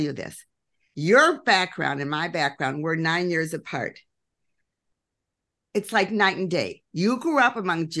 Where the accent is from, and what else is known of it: Elgin, Illinois, United States; born or raised there; moved away; also born or lived in Munich / Philadelphia